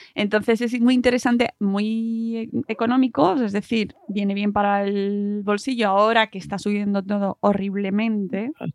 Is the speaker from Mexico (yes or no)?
no; Community of Madrid, Spain; Yo soy de Madrid y de Madrid además de pueblo, básicamente pueblo de Madrid